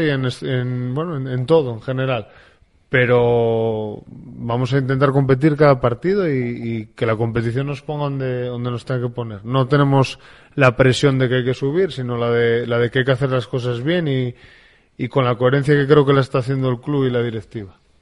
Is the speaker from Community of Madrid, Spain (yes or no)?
no; Infiesto, Asturias, Spain; yo que soy de, de Infiesto